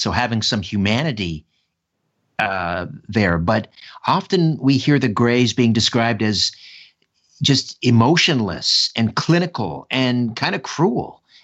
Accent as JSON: {"language": "English", "country": "Canada", "said": "I'm Canadian"}